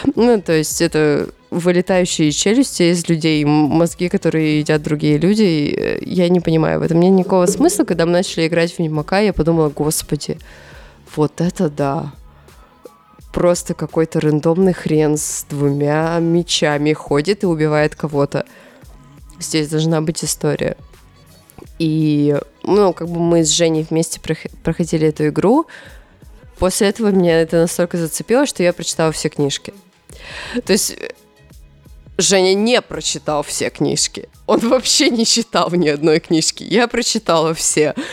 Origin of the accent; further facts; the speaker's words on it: Chelyabinsk, Chelyabinsk Oblast, Russia; я родилась в Челябинске